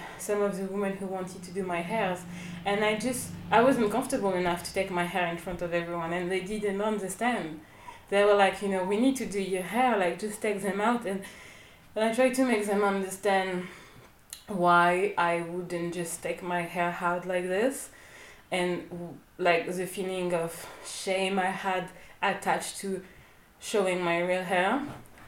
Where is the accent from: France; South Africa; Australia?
France; moved away as an adult; also born or lived in Togo (family ancestry) / Athens, Greece; now in Lesbos, Greece; I was born in France